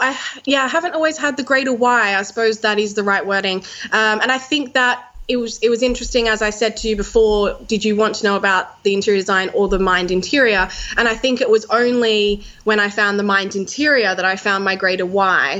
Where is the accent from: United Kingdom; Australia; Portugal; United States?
Australia; Sydney, New South Wales; Sydney, my hometown